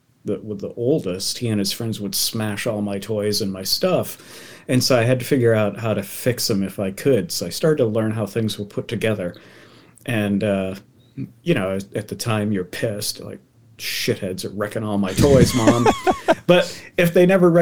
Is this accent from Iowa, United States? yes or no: no; Massachusetts, United States; now in Oregon, United States; growing up in Massachusetts